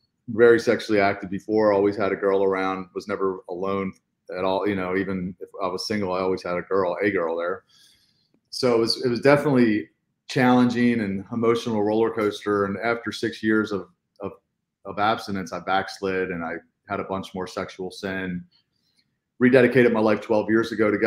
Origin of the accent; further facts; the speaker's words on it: Baltimore, Maryland, United States; I was born and raised in Baltimore.